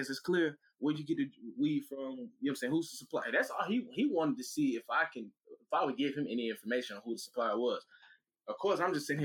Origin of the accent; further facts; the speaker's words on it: Atlanta, Georgia, United States; I'm from Atlanta. I know how to work my one.